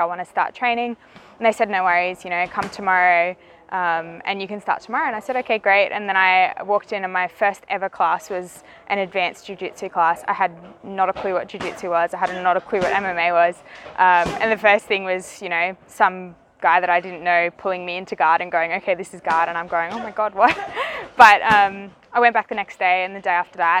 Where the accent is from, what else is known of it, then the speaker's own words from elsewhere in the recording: Newcastle, New South Wales, Australia; moved away as an adult; now in Phuket, Thailand; I grew up in a town called Newcastle, which is on the east coast, and that's pretty much where I grew up my entire life.